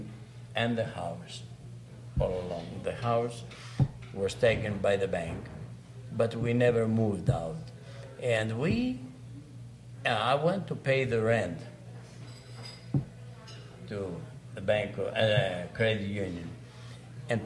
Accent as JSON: {"language": "English", "country": "Greece", "also_born_or_lived": "Saskatoon, Canada", "second_language": "English", "moved": "as an adult", "lives_now": "Lloydminster, Canada", "said": "When I came from Greece, of course, I never spoke a word of English"}